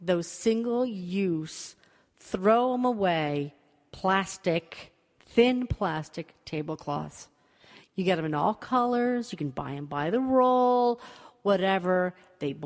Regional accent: United States; I'm American

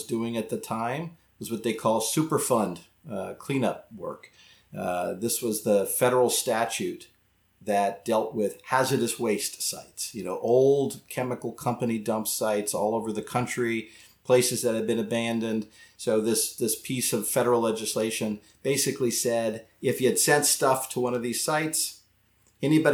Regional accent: Dayton, Ohio, United States; also born or lived in Sarasota; I grew up in Dayton, Ohio, and this was the early 80s.

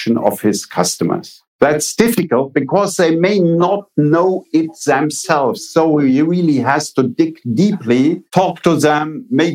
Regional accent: Eifel region, Rhineland-Palatinate, Germany; I am coming from a small village, grew up on a farm, and I grew up in the Middle Ages. 1950 in the Eifel region of Germany was the Middle Ages.

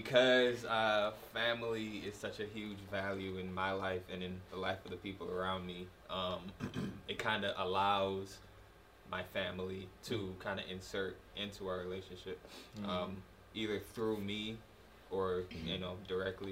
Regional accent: United States; also born or lived in Nigeria; I was born in Nigeria and then I moved to America when I was 6.

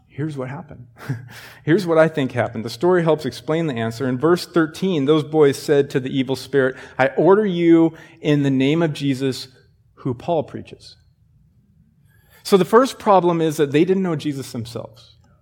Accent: Sheridan, United States; I grew up in Sheridan

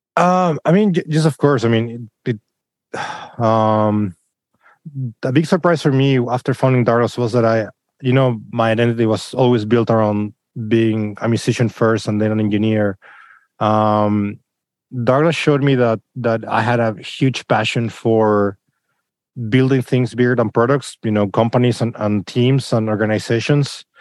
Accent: Chile; moved away; in Chile where I come from

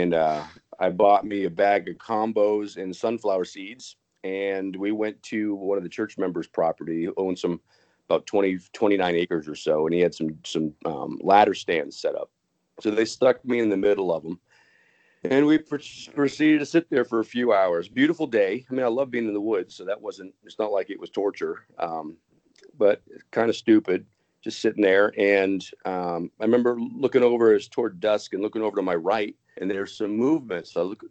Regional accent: Concord, New Hampshire, United States; moved away; I grew up in Concord, New Hampshire

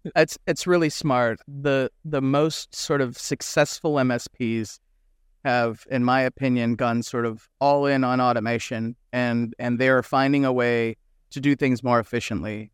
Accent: United States; as an American

